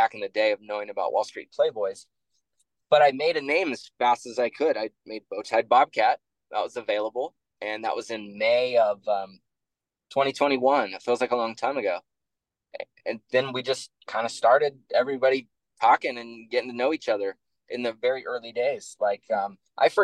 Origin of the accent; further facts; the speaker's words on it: Pacific Northwest, United States; I'm from the Pacific Northwest, grew up in liberal areas.